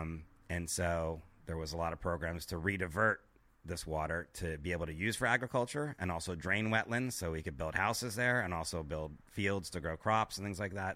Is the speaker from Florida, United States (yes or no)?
yes; Miami, Florida, United States; I'm from Miami, Florida